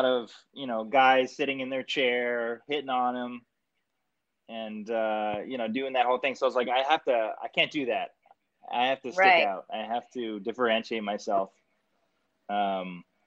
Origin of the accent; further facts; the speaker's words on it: Canada; I'm Canadian and Italian